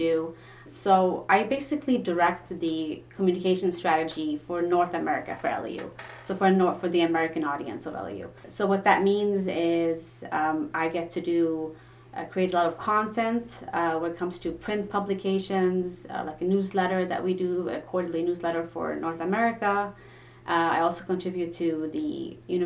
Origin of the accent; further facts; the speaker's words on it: Sweden; English is a second language; moved away as an adult; also born or lived in Lebanon; now in United States; I'm Lebanese originally, ethnically, so I do speak the language, but I grew up in Sweden